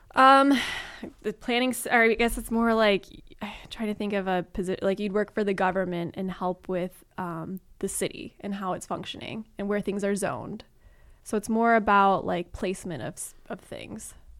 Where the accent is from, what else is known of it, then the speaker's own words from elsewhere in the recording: Chicago, Illinois, United States; moved away as an adult; now in Los Angeles, United States; I'm from Chicago, and so I'm used to deciduous trees